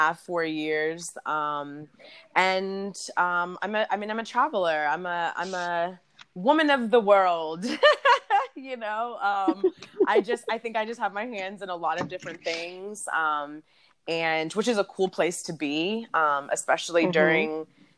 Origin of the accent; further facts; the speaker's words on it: Houston, Texas, United States; also born or lived in Washington, D.C.; I am originally from D.C., but currently I grew up in Houston and currently residing back in Houston